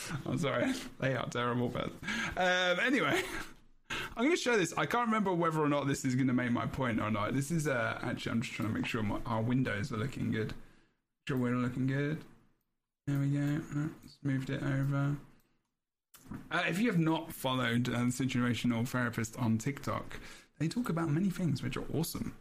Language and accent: English; England, United Kingdom; I'm English